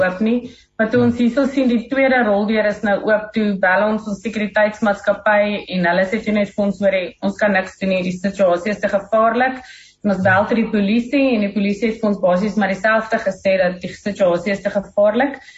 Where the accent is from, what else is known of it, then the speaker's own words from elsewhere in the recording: South Africa; ons is Suid-Afrikaners in Murgenbeen